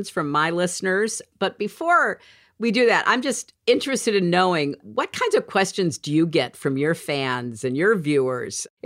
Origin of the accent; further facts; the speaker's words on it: United Kingdom; And as a Brit, James, you know, one of the things that I did last winter